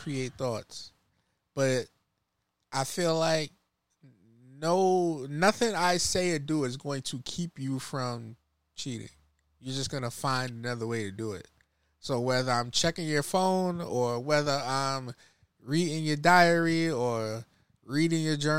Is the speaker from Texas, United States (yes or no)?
no; New York, United States; I'm from New York